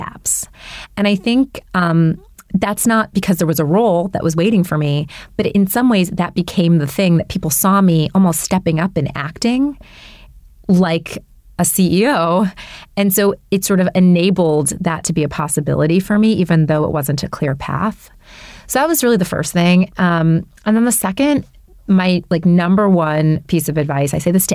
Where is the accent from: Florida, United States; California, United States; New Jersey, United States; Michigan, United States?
Michigan, United States; Detroit; I was born in Detroit